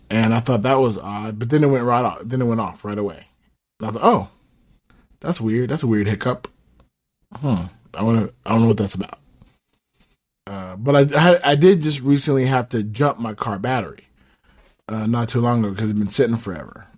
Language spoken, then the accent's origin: English; Southern California, United States; moved away; I'm originally from Southern California. So, that's where my family is